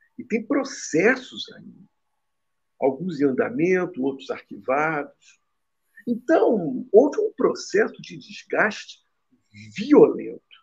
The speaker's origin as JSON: {"language": "Portuguese", "region": "Rio de Janeiro", "country": "Brazil", "said": "Eu sou carioca"}